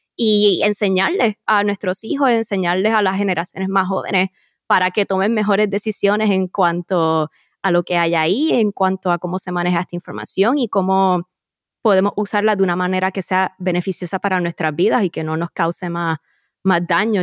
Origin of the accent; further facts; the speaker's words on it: Puerto Rico; Los acompaño desde mi tierra natal, Puerto Rico.